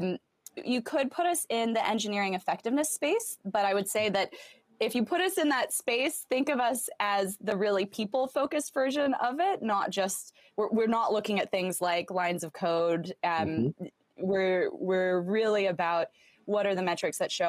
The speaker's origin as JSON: {"language": "English", "region": "Southern Arizona", "country": "United States", "tie": "born or raised there", "also_born_or_lived": "Stanford / San Francisco", "moved": "as an adult", "said": "so I grew up in Southern Arizona, close to the border with Mexico"}